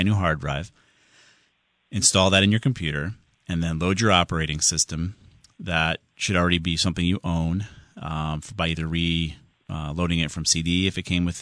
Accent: Southington, Connecticut, United States; Southington, my hometown

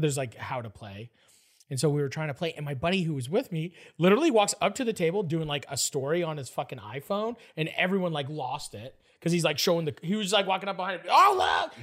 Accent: Canada; I'm from Canada.

